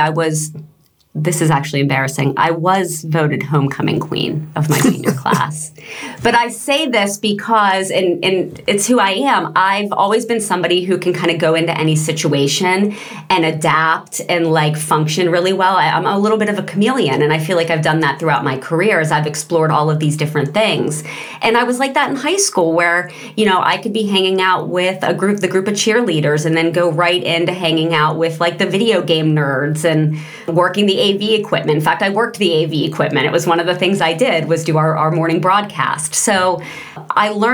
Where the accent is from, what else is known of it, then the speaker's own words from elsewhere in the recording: Pittsburgh, Pennsylvania, United States; also born or lived in New York City / Los Angeles; I do currently live in Pittsburgh, and I am from Pittsburgh, grew up here